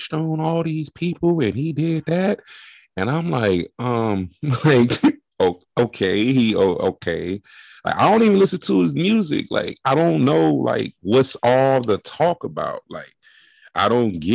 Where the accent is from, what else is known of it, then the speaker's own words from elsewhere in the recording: California, United States; I'm from California.